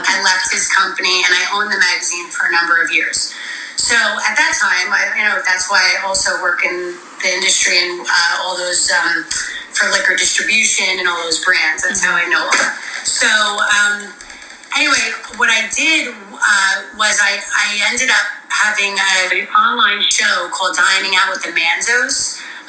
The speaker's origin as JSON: {"language": "English", "town": "Montville", "region": "New Jersey", "country": "United States", "tie": "born or raised there", "said": "I grew up in Montville, so that's where most of the New Jersey Housewives are from."}